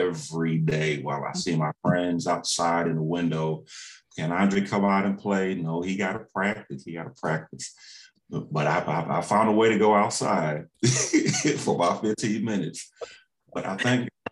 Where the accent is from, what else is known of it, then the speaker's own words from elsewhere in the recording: Waterbury, Connecticut, United States; growing up in Waterbury, Connecticut